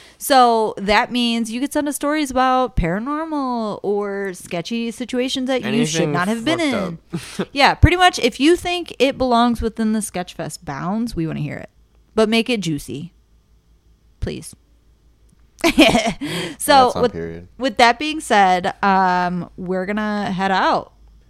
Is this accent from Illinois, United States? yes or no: no; Ohio, United States; Being born and raised in Ohio, you're built different.